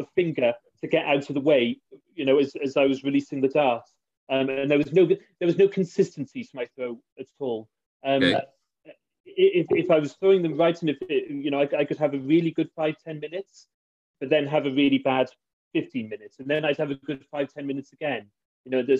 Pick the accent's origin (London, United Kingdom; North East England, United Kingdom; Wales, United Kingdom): Wales, United Kingdom; Barry; I grew up in Barry, so I played in the local Barry League on a Friday